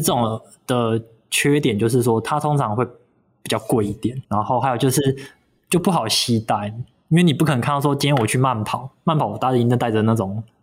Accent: Kaohsiung, Taiwan; moved away; 我老家在高雄

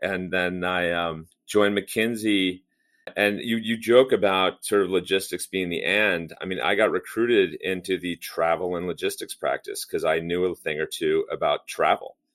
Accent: near Los Angeles and Long Beach, California, United States; Grew up in California. Actually, grew up pretty close to the ports of L A and, and Long Beach

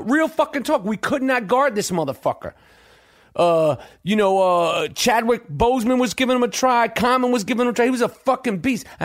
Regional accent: Canada; I'm I'm Canadian, and I could probably I probably played hockey.

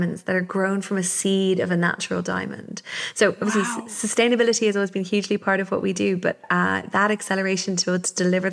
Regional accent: Wicklow, Leinster, Ireland; I was brought up here in Wicklow, which is the garden of Ireland.

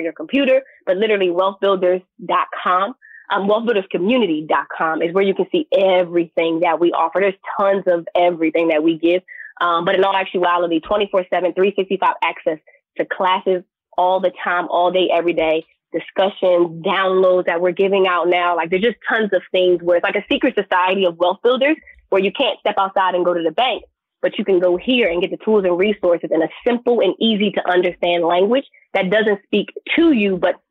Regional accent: Philadelphia, Pennsylvania, United States; Plus, I didn't want to go too far from home because I'm from Philly, but I also didn't want to leave Philadelphia.

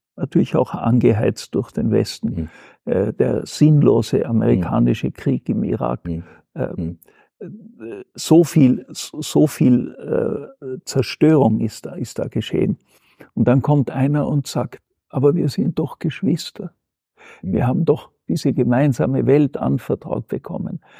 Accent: Austria; bei uns in Österreich

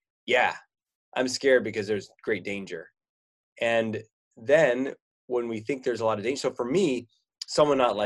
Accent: California, United States; now in Oregon, United States; I grew up in California here in the United States, and now I live in Oregon.

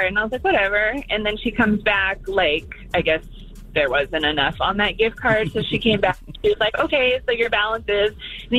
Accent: Bay Area, California, United States; I'm from the Bay Area.

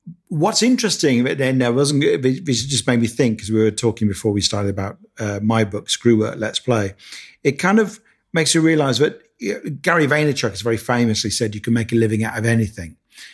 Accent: Birmingham, West Midlands, United Kingdom; but then I don't have much of a Birmingham accent, which is where I'm from.

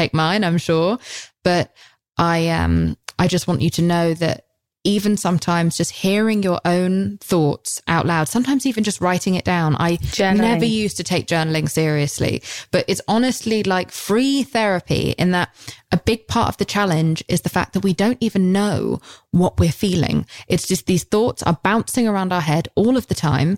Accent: England, United Kingdom; We're English

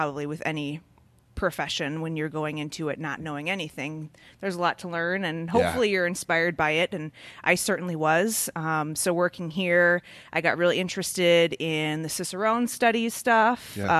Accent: Milwaukee, Wisconsin, United States

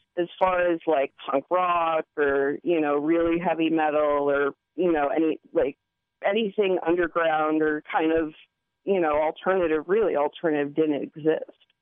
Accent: Hawaii, United States; moved away as an adult; now in Eugene, United States; I'm born and raised in Hawaii. Um, left there when I was about 27, and I live in Eugene now

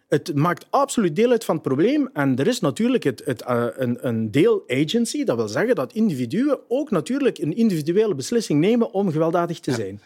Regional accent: Genk, Flanders, Belgium; Jij bent van Genk, ik ben van Genk, we zijn geboren in Genk

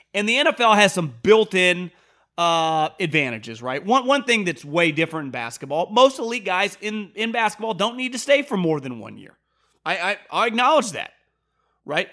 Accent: West Coast, United States; also born or lived in Northeast (US); I'm from the West Coast. I lived in the Northeast for a couple years

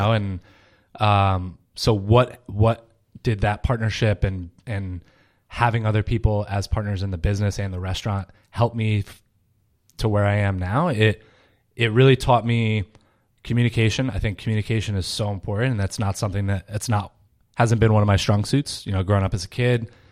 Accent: Rhode Island, United States; moved away as an adult; also born or lived in Paris, France / Boston, Massachusetts; grew up in Rhode Island

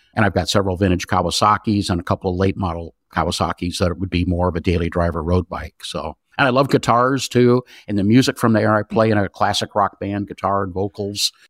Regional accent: Southern California, United States; I grew up in Southern California.

